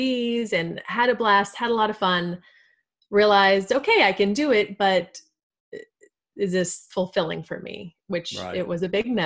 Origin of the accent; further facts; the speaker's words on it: Texas, United States; I am a Texan. I've born and raised. I've always lived here.